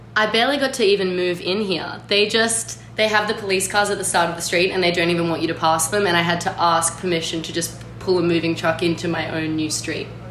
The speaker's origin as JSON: {"language": "English", "country": "Australia", "said": "as an Australian person"}